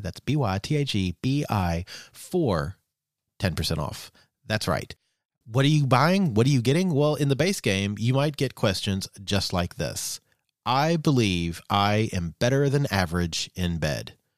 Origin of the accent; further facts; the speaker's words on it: United States; growing up for you know us in in the early '80s in the U.S